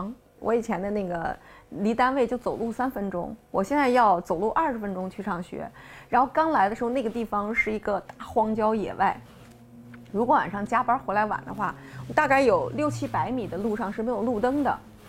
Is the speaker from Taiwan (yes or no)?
no; Xi'an, Shaanxi, China; moved away as an adult; now in Beijing, China; 我前二十八年基本上都在西安生活，就是我生在西安，长在西安，读书也在西安，工作也在西安。然后二十八岁了，给你换了一个环境。